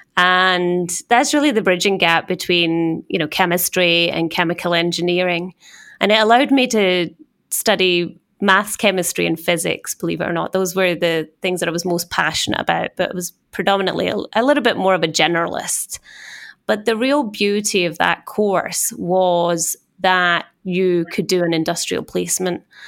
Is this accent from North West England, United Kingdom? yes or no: no; Scotland, United Kingdom; accent: Scottish; moved away as an adult; also born or lived in Switzerland; now in New York, United States; as you can tell by my accent, being Scottish